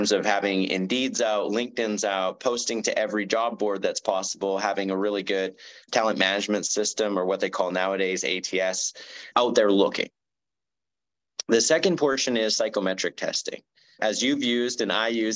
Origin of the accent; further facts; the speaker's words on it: Canada; me being Canadian